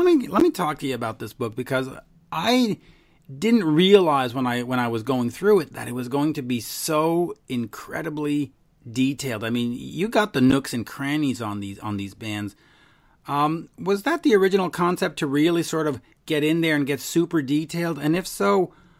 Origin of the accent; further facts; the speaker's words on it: Canada; I'm a Canadian.